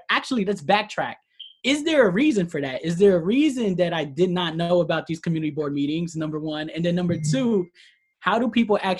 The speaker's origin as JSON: {"language": "English", "town": "New York City", "region": "New York", "country": "United States", "tie": "born or raised there", "also_born_or_lived": "Pelham Parkway", "said": "I grew up in the South Bronx."}